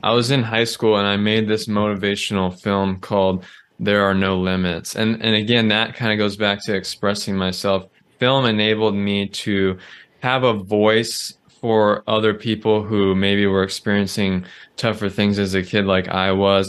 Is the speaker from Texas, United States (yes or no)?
no; Southern California, United States; I grew up in Southern California